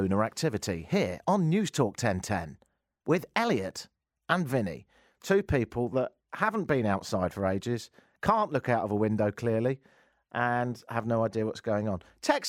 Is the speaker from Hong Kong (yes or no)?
no; Argentina; When I grew up in Argentina, people weren't shooting each other every few minutes.